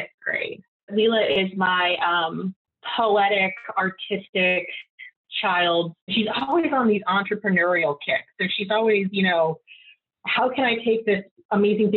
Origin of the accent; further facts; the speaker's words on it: Jupiter, Florida, United States; now in Atlanta, United States; I'm from South Florida